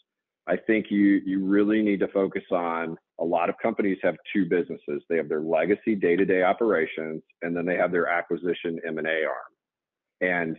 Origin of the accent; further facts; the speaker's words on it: Kansas, United States; moved away as an adult; now in Ann Arbor, United States; I grew up in Kansas